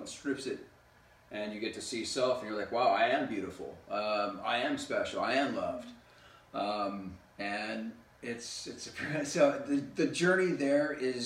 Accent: California, United States; also born or lived in Rosenheim, Germany / Bad Aibling, Germany / Brazil; I lived there for 8 years, and then my parents moved back to the States, back to California, and I've been here basically ever since

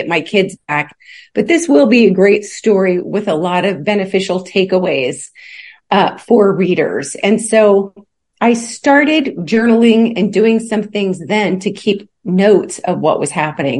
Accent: Alaska, United States; also born or lived in Kentucky; now in Chattanooga, United States; my mom took a few of her kids and left the rest and headed off for Alaska. And so I had my name changed and grew up in Alaska

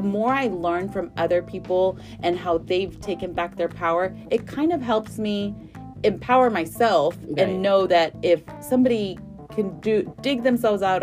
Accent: Houston, Texas, United States; I'm from Northside here in mm-hmm. Houston

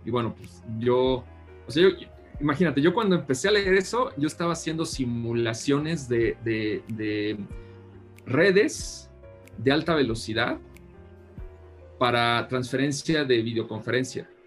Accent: San Luis de la Paz, Guanajuato, Mexico; soy originario de un pueblo en Guanajuato que se llama San Luis de la Paz

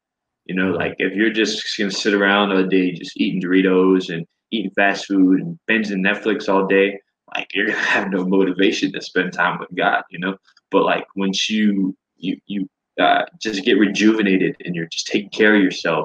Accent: Florida, United States; moved away; So I am a Florida boy. I'm originally from Florida

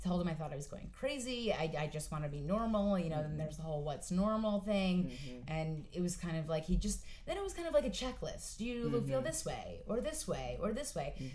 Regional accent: Westchester, New York, United States; also born or lived in Astoria, Queens, New York; now in New York City, United States; I am originally from Westchester, New York, but now I reside in Astoria, Queens

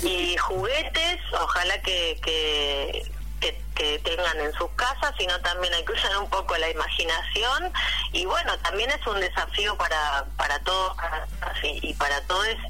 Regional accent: Pennsylvania, United States; now in Argentina; yo soy de Pensilvania

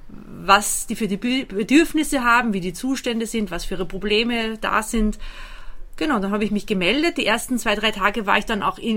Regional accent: Austria; moved away as an adult; now in Germany; Ich bin äh, gebürtige Österreicherin, in Österreich geboren und aufgewachsen. Und seit fünf Jahren lebe, lebe ich hier in Deutschland mit meinem Mann

